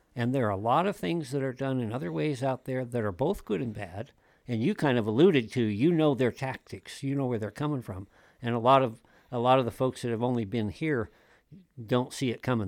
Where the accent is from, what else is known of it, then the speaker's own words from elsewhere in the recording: Wyoming, United States; moved away as an adult; also born or lived in Europe / Colorado Springs, Colorado / Columbia, South Carolina; I'm a multi-generational Wyoming native